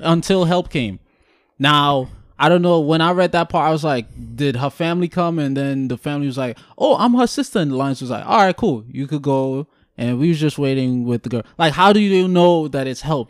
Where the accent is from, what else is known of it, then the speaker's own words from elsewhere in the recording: Guyana; I'm born and raised in Guyana